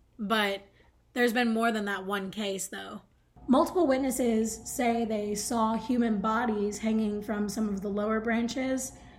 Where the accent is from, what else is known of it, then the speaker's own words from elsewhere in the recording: the South, United States; if you're like me and from the South